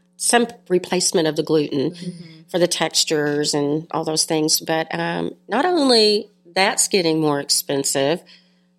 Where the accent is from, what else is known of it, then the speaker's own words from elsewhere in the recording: Bridgeport, Texas, United States; I'm a country girl. I grew up in Bridgeport, Texas. I went to high school here